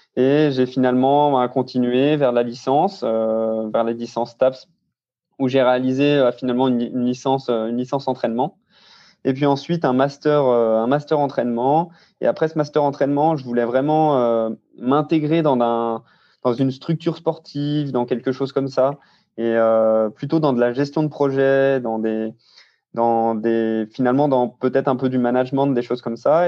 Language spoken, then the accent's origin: French; Saint-Claude, Bourgogne-Franche-Comté, France; moved away as an adult; now in Grenoble, France; je suis né dans le Jura à Saint-Claude et j'ai 25 ans actuellement et je vis actuellement à Grenoble